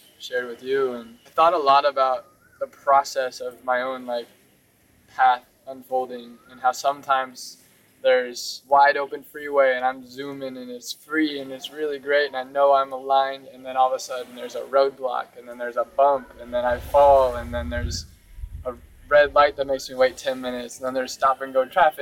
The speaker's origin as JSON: {"language": "English", "country": "United States", "tie": "born or raised there", "said": "growing up in Christianity in the U.S."}